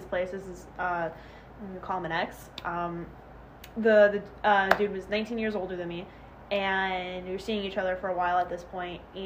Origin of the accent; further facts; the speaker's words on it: Chicago, Illinois, United States; where I lived in the South Side, it was mainly blacks and Italians